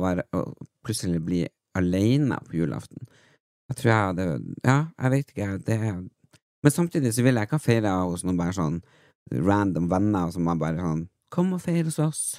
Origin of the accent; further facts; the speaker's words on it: Tysfjord, Nordland, Norway; moved away; jeg er jo vokst opp i Tysfjord